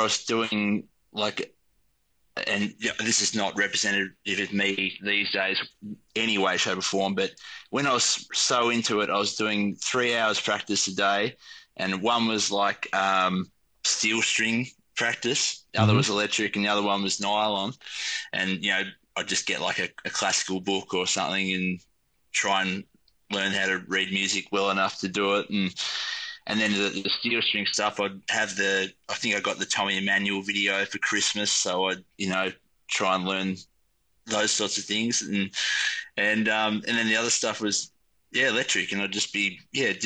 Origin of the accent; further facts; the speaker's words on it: Tasmania, Australia; So we come from Nika down in Tasmania, south of Hobart.